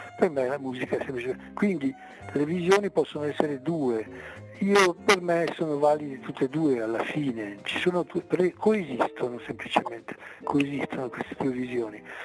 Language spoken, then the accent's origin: Italian; Merano, Trentino-Alto Adige, Italy; sono nato a Merano, quindi Merano Alto Adige